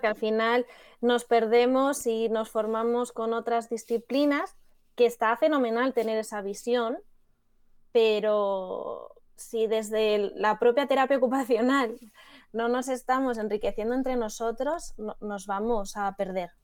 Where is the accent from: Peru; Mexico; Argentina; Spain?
Spain; Madrid, Community of Madrid; yo que soy de Madrid, de la Complutense